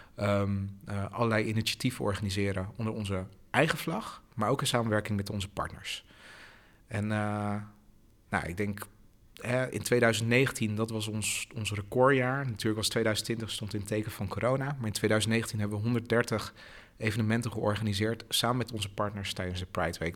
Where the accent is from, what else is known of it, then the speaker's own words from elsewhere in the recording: Haarlem, North Holland, Netherlands; now in Rotterdam, Netherlands; ik ben in Haarlem geboren.